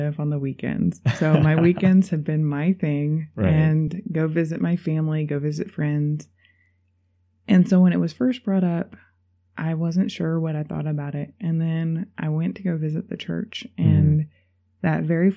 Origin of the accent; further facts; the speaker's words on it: Wichita, Kansas, United States; I grew up in Wichita, Kansas, and it gets really hot